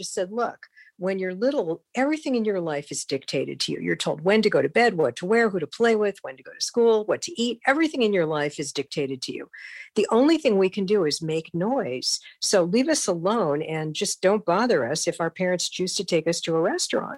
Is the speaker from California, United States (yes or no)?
yes; Los Angeles, California, United States; also born or lived in Grand Rapids, Michigan; I grew up in West Los Angeles, you know, and attended, you know, all through school here in Los Angeles